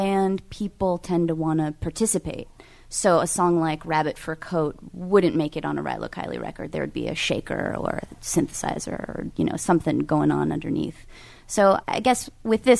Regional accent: California, United States; I'm from California

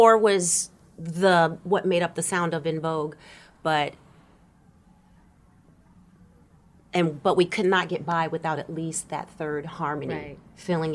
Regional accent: San Francisco Bay Area, California, United States; moved away as an adult; now in Los Angeles, United States; I grew up in the San Francisco Bay Area

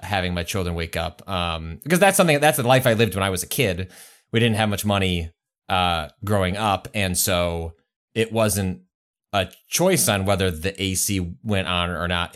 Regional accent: Midwest, United States; I've been conditioned growing up in the Midwest

